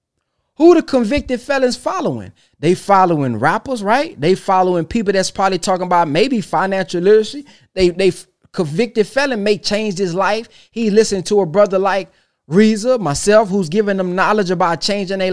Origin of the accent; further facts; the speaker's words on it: Texas, United States; I'm from Texas